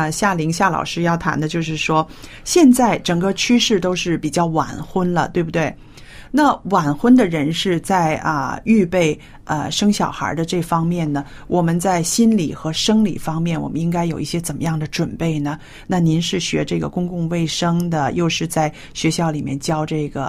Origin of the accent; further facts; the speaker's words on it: China; 但是呢，我就知道我们中国人呢，还有亚洲人，常常遇到一个问题